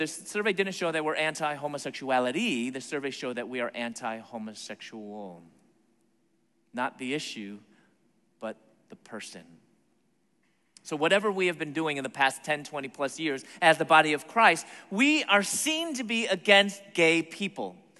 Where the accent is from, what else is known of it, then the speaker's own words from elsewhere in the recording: Chicago, Illinois, United States; moved away as an adult; also born or lived in Atlanta, Georgia; my hometown, Chicago